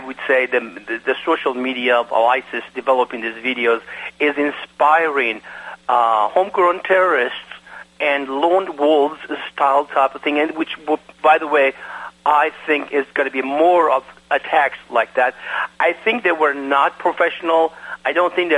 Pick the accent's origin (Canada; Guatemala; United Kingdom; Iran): Iran; now in United States; I am from Iran. Because of the fact that in my country of Iran that I was born